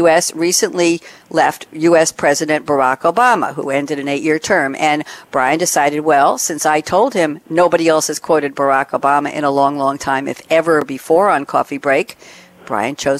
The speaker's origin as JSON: {"language": "English", "region": "New York", "country": "United States", "said": "I am from New York"}